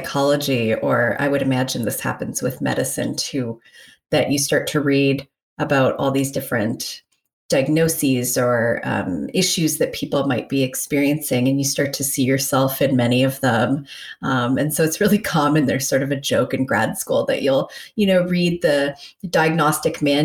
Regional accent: Toronto, Ontario, Canada; moved away as an adult; now in Minnesota, United States; I'm from Toronto originally. That's where I grew up, and that's where I went to my undergrad at York University

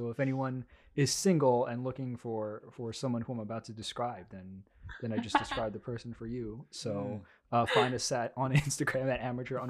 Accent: Long Island, New York, United States; also born or lived in South Korea; We're all seniors in college right now. Mm-hmm. I'm from Long Island, New York, but I was born in Korea. I was adopted. I came over here.

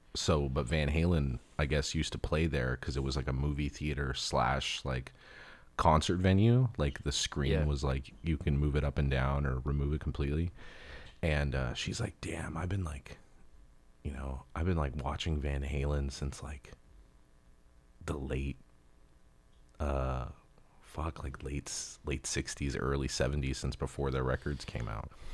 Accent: Los Angeles, California, United States; where I grew up in in Los Angeles

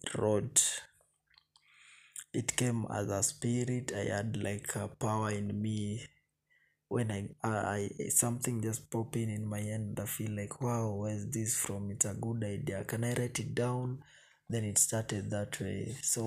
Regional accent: Kenya; I'm a Kenyan citizen by birth

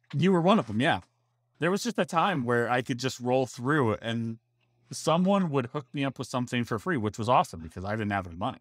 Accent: Ohio, United States; also born or lived in Orlando, Florida; now in Florida, United States; I was born and raised there

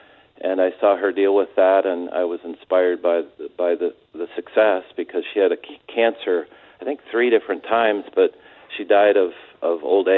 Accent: San Diego, California, United States; also born or lived in Mission Viejo, Orange County, California; I'm from San Diego, a couple of generations worth of that, and went to high school ultimately in Orange County at Mission Viejo High School.

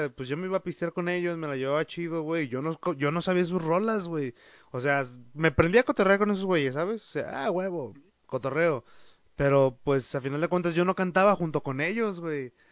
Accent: Mexico; aquí en México somos muy

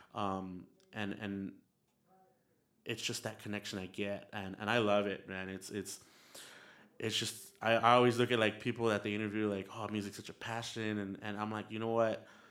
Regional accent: El Paso, Texas, United States; also born or lived in San Antonio, Texas; I was raised in El Paso, Texas

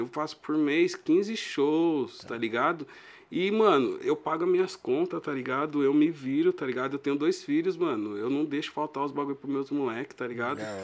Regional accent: São Paulo, Brazil; Nasci e cresci ali na Braz da Rocha e Belisário

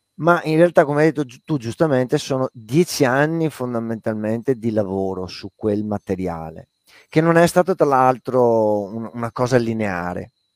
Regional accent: Padua, Veneto, Italy; moved away as an adult; also born or lived in Lazio; io sono nato e vissuto a Padova, eh, però non parlo a dialetto veneto, i miei non han mai parlato perché non son veneti

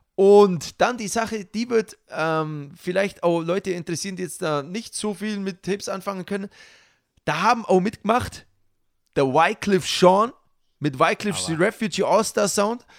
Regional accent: Allgäu, Germany; bei uns im Allgäu

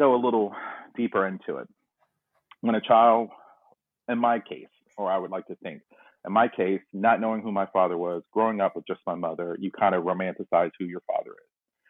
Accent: Tarboro, North Carolina, United States; born there; I was born in North Carolina, and a small place called Tarboro, North Carolina

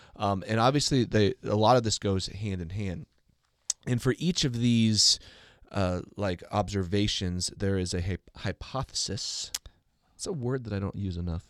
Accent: United States; as an American

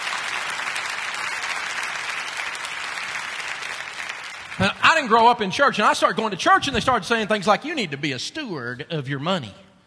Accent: Tennessee, United States; I'm from Tennessee

